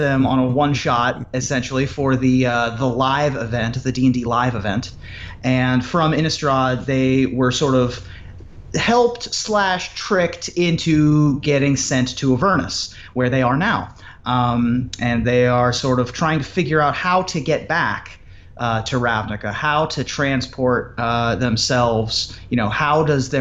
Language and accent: English; Ohio, United States; also born or lived in Washington, D.C.; I moved away from Washington, D.C. to Ohio when I was 8.